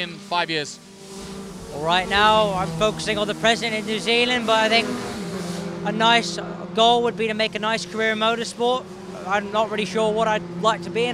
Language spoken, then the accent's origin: English; Toronto, Ontario, Canada; also born or lived in Miami, Florida; now in London, United Kingdom; I was born in Toronto, Ontario, lived there for quite a little, quite a while, and then ended up moving to Miami for a few years